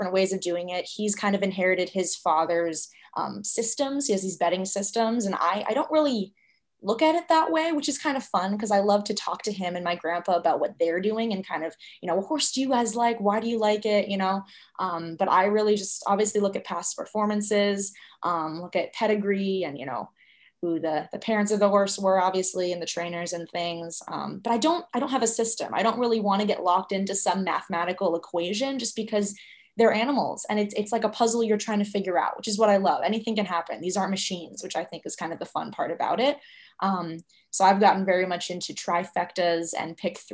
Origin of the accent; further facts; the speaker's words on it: Albany, New York, United States; moved away; I grew up in Albany, New York